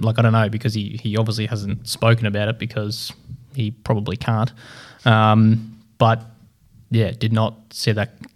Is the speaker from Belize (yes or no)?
no; Australia; we're all Australian